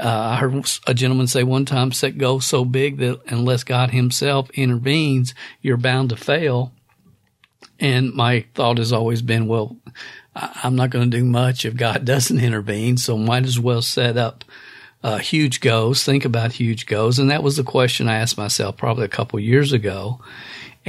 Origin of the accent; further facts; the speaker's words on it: Stamping Ground, Kentucky, United States; a kid growing up in Stamping Ground, Kentucky